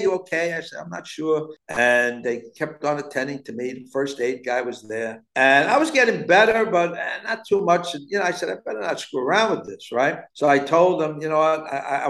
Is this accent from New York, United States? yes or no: yes; New York City, New York, United States; also born or lived in Miami; I love growing up here